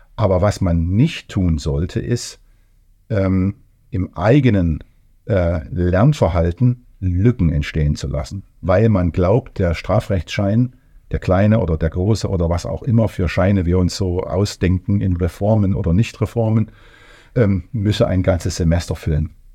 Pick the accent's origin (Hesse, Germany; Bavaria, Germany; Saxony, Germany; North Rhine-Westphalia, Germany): Saxony, Germany; Leipzig; also born or lived in Thuringia / Erfurt; ich komme aus Leipzig